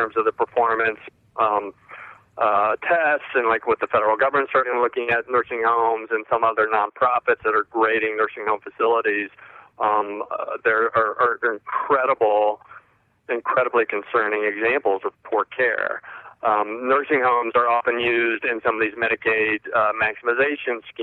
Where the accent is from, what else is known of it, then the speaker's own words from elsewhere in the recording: Indiana, United States; moved away; I'm from Indiana originally